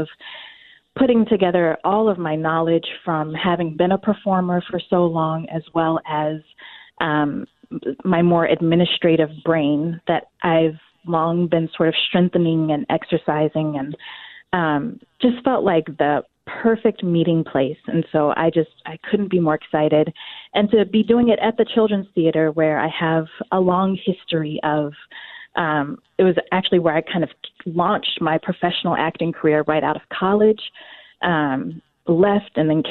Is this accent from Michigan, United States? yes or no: no; North Carolina, United States; also born or lived in Washington, D.C. / Chicago; now in Twin Cities, United States; I was born in North Carolina many, many years ago